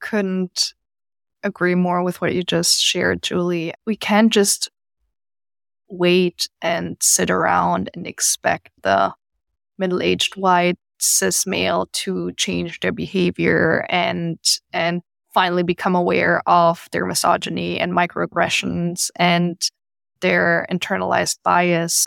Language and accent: English; Germany; now in United States; I'm from Germany originally